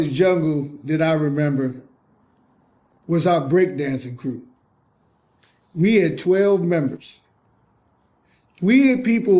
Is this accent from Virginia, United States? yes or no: yes; Virginia, United States; I grew up on Sunnyside, which is Sunnyside Baptist Caroline.